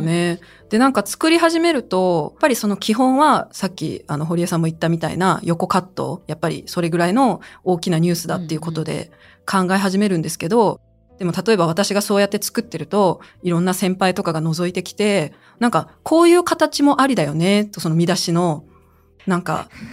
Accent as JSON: {"language": "Japanese", "country": "China", "tie": "born or raised there", "moved": "yes", "lives_now": "Japan", "said": "私が中国出身ということ"}